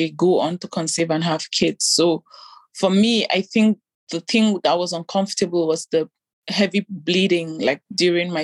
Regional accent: Nigeria; moved away as an adult; also born or lived in Italy; now in Belgium; growing up in Nigeria as an African

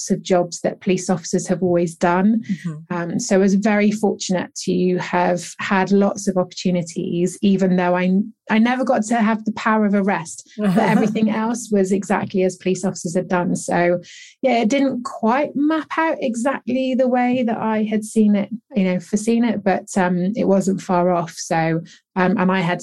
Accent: England, United Kingdom; born and bred in England

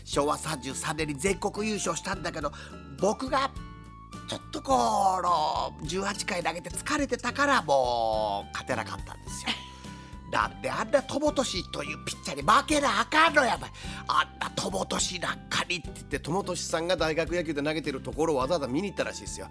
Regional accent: Yanai, Yamaguchi, Japan; うちの地元の柳高校が出て

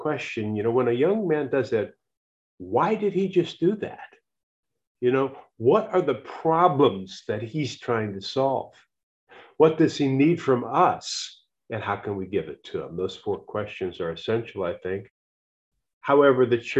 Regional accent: United States; I'm an American.

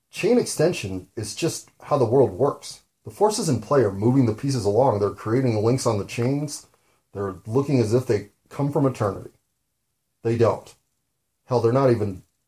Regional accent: United States; I'm an American

